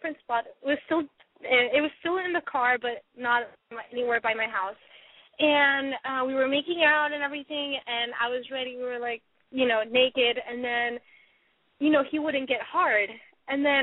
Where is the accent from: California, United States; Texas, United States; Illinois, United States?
California, United States; Sacramento; I'm from Sacramento